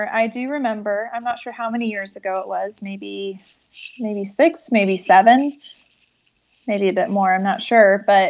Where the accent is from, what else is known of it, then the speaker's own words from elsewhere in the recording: Turkey; For me, growing up in Turkey felt normal.